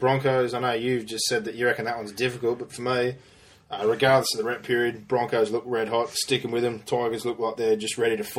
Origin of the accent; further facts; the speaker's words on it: Western Sydney, New South Wales, Australia; I'm from the West. I live down here in sunny old Penrith